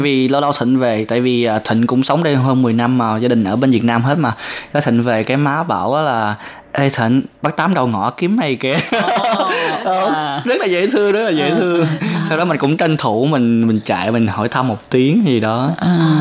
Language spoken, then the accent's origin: Vietnamese; Vietnam; now in Taiwan